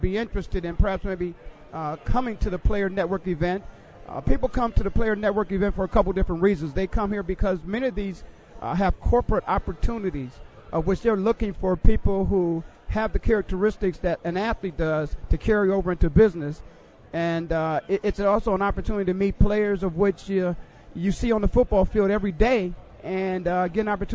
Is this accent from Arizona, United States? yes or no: yes; Phoenix, Arizona, United States; I'm from Phoenix. Now, I obviously live in Phoenix